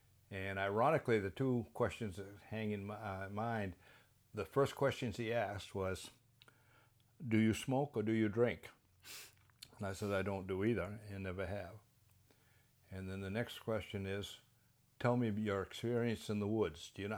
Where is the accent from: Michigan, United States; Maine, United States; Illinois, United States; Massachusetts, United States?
Maine, United States; Skowhegan; And I'm from Skowhegan, Maine, originally.